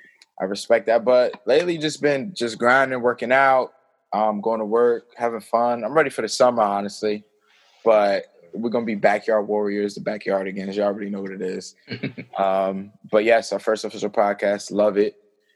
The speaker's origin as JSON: {"language": "English", "town": "Kenilworth", "region": "New Jersey", "country": "United States", "said": "I'm from Kenilworth."}